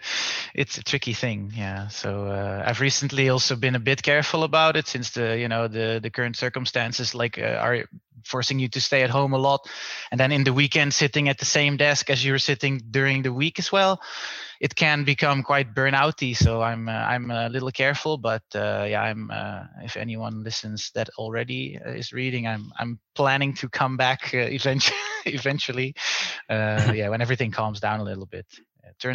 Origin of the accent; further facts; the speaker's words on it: Netherlands; accent: Dutch; English is a second language; moved away as an adult; now in Berlin, Germany; I'm from the Netherlands, as you can hear from my Dutch accent, and but I'm based in Berlin.